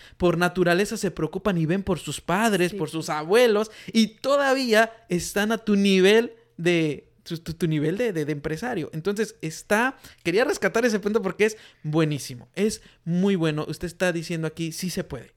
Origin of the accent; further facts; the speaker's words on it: Mexico; now in United States; de donde yo vengo en México, la mayoría de mujeres no trabaja